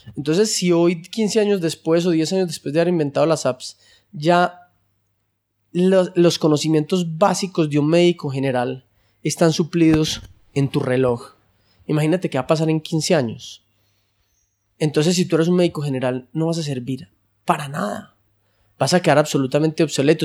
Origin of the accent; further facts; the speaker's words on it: Colombia; estamos en un país como Colombia, medio tercermundista